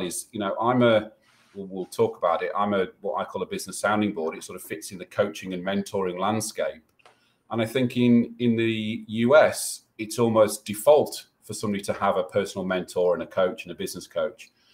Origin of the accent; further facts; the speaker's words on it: United Kingdom; we're British